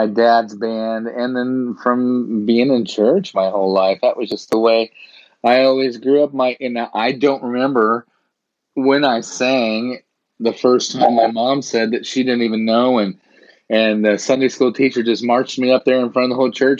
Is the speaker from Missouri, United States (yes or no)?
yes; Springfield, Missouri, United States; also born or lived in Hollywood / Nashville; now in Jefferson City, United States; I was raised in Springfield